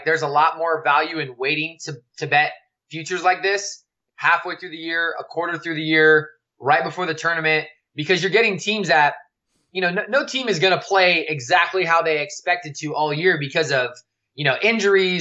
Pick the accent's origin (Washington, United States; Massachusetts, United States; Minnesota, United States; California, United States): California, United States; growing up in California